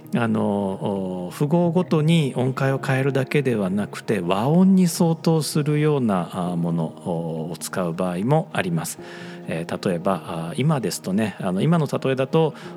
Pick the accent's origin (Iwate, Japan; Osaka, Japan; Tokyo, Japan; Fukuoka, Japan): Osaka, Japan; 僕大阪人なので、えー、何々させてもらうというのついつい言っちゃう